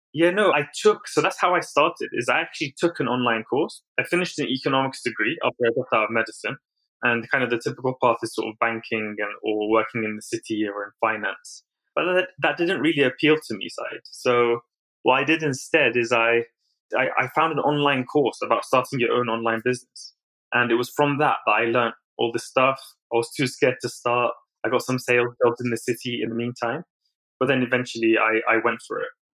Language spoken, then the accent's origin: English; London, United Kingdom; also born or lived in Baghdad, Iraq; I moved to London when I was three years old with my family